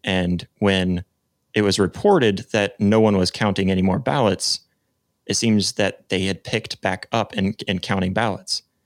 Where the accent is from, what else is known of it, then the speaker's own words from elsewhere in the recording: United States; as an American